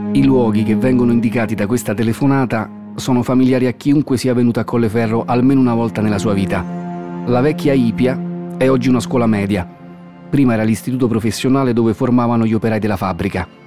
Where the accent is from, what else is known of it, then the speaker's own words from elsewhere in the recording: Rome, Lazio, Italy; accent: Roman; sono nato e vivo a Roma, come si capisce dall'accento